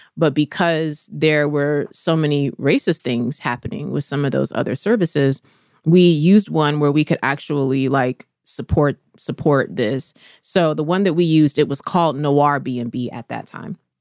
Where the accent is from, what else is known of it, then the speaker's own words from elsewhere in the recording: the South, United States; now in Atlanta, United States; I'm from the South.